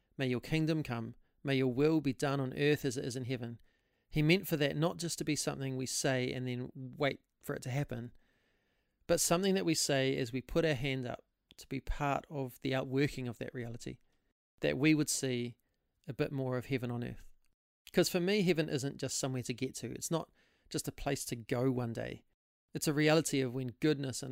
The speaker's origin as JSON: {"language": "English", "town": "Hastings", "region": "Hawke's Bay", "country": "New Zealand", "also_born_or_lived": "Auckland", "moved": "yes", "lives_now": "Christchurch, New Zealand", "said": "I'm originally from Hastings in the Hawke's Bay"}